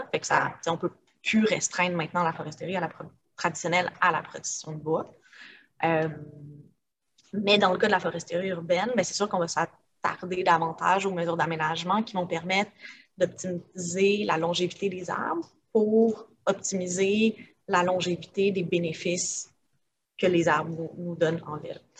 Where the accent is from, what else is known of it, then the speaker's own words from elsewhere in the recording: Montreal, Quebec, Canada; j'ai grandi à Montréal, dans le Myland, fait un milieu assez urbanisé